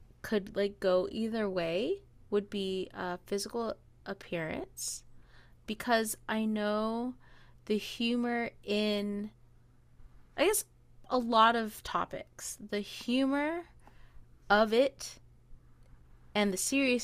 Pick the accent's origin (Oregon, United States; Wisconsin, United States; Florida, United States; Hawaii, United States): Hawaii, United States; I'm Hawaiian